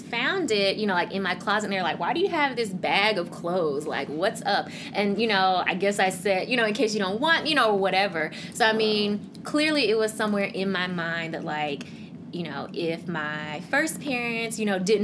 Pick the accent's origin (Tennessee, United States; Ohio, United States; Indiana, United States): Tennessee, United States; Memphis; moved away as an adult; also born or lived in Korea / Wisconsin; now in Beltsville, United States; I am Korean American, so born in Korea, adopted to the U.S. to a white family, a white couple. And I grew up in Memphis, Tennessee